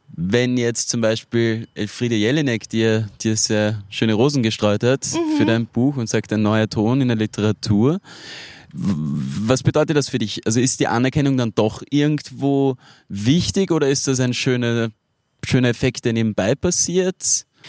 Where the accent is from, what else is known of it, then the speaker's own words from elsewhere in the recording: Styria, Austria; ich bin ursprünglich aus der Steiermark